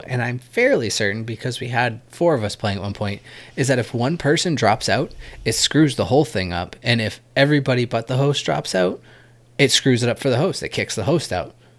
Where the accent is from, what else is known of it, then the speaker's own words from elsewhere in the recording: New Hampshire, United States; I'm from New Hampshire